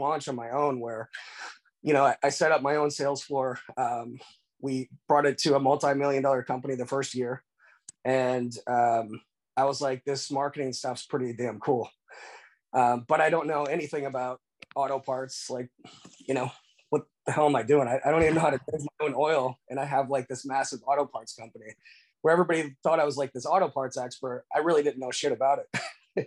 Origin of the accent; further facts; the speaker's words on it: Iowa, United States; now in Florida, United States; I'm originally from Iowa. I actually moved down here, 2001. I live in Florida now.